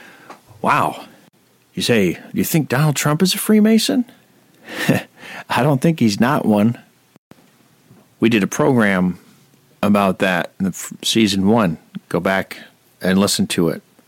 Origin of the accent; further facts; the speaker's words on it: Rome, New York, United States; my hometown of Rome, New York